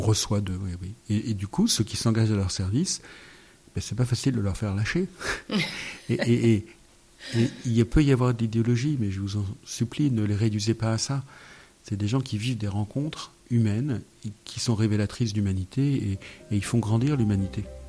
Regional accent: France; Je suis né en France en 1963.

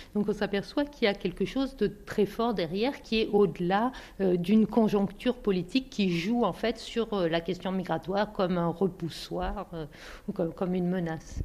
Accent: Bosnia & Herzegovina; French is a second language; moved away as an adult; je suis venue de Bosnie, je suis musulmane de Bosnie

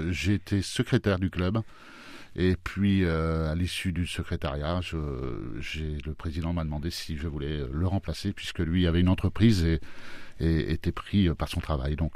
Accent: Normandy, France; now in Amilly, France; Je suis arrivé, en fait, je ne suis pas issu de la région. Je suis arrivé de Normandie, j'étais un joueur de foot.

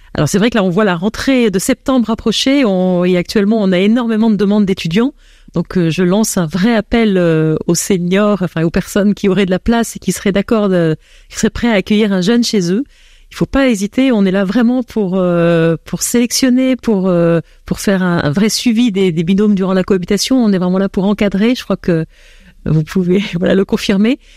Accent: France; accent: French; moved away as an adult; now in Belgium; j'ai un accent français, et c'est vrai que j'arrivais en Belgique

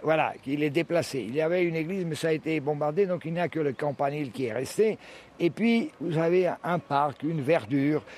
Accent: Croatia; also born or lived in France / Split, Croatia; moi je suis né en France, mais très tôt je suis venu ici, donc j'ai fait mes études primaires, secondaires et supérieures en Croatie

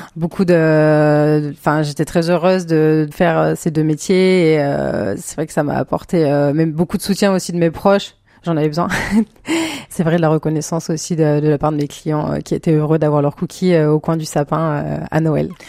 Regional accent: Clermont-Ferrand, Auvergne-Rhône-Alpes, France; moved away as an adult; now in Vendée, France; moi je viens d'Auvergne de base, donc j'ai fait mes études là-bas

